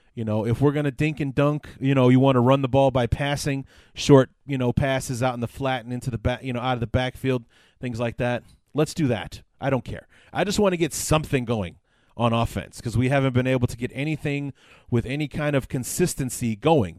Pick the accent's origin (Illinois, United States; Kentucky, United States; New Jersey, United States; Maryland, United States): Illinois, United States; Chicago; born and raised in Chicago